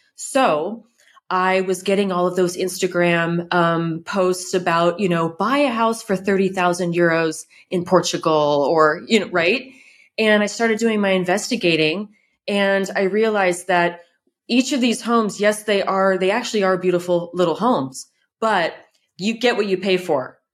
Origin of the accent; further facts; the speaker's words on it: California, United States; moved away as an adult; now in France; I'm from California